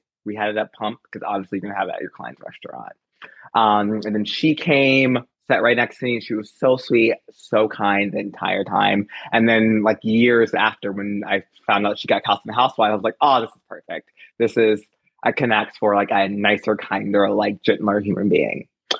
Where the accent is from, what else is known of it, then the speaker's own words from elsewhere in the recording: Midwest, United States; I'm from the Midwest.